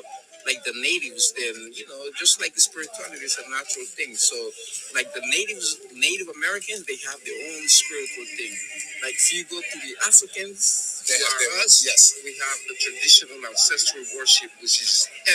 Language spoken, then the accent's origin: English; Livingston, Izabal, Guatemala; born there; I was born in Guatemala.